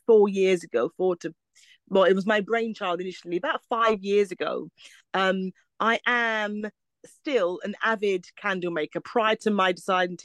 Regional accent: London, United Kingdom; me being born and raised in Brixton

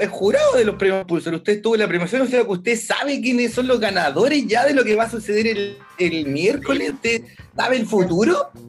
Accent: Villa Alemana, Valparaíso, Chile; also born or lived in Viña del Mar, Chile; yo la verdad, no, yo soy de Villa Alemana, compañero. Yo de allá soy

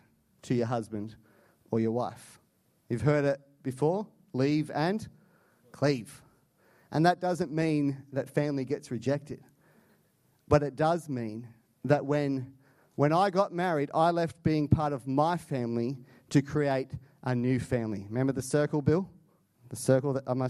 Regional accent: Canada; I'm Canadian

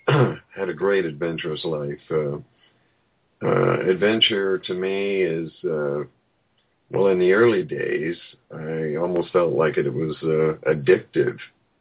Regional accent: Apache Reservation, eastern Arizona, United States; moved away; also born or lived in Ecuador; I was born on the Apache Reservation in eastern Arizona.

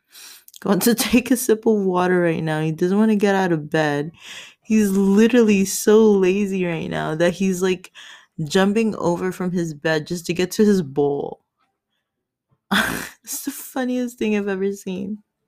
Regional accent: Philippines; I'm Filipino, 29 years old.

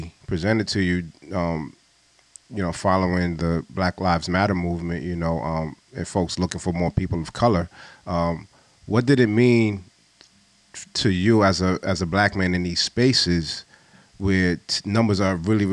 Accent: New York City, New York, United States; I'm from New York, I'm from Brooklyn

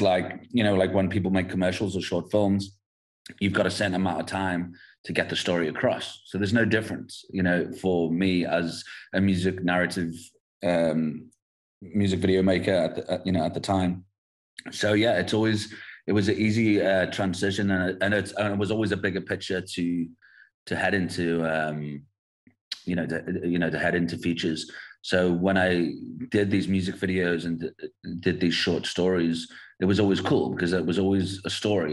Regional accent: England, United Kingdom; moved away as an adult; now in South Africa; growing up in England, and and then I moved to South Africa in 2008. But my father's South African, my mum's English

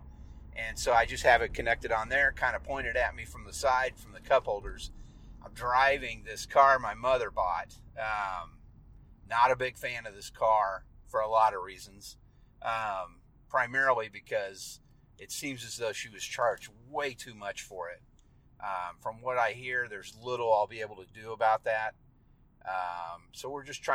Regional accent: Leavenworth, Kansas, United States; I grew up in Leavenworth, Kansas

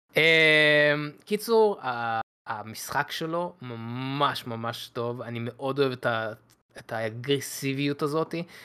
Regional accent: Israel; בתור ישראלים

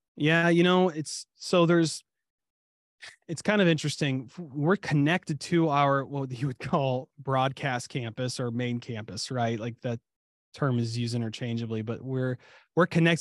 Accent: Ohio, United States; also born or lived in Kentucky (family roots); now in Dallas-Fort Worth area, Texas, United States; I was born and raised in Ohio

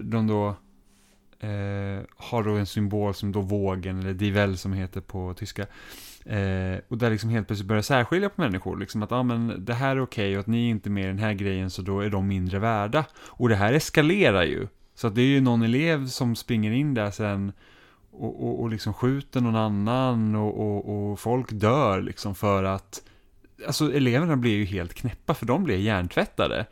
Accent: Roslagen, near Knutby, Uppsala County, Sweden; moved away; also born or lived in Enköping, Sweden; Så jag är liksom uppvuxen i, i de krokarna helt enkelt

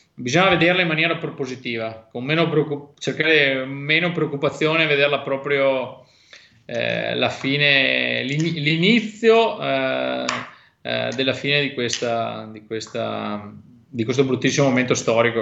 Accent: Belluno, Veneto, Italy; per la mia terra, sai quanto sono legato a Belluno

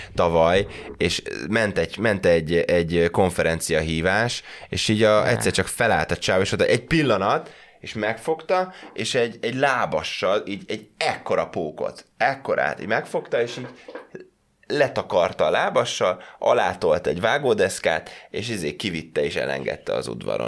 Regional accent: Hungary; moved away as an adult; also born or lived in United Kingdom; visszajönni a magyar közegbe

